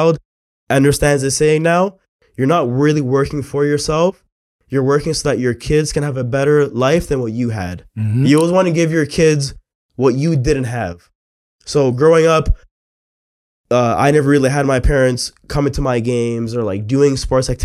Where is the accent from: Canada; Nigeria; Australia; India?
Canada; Mississauga, Ontario; I grew up in Mississauga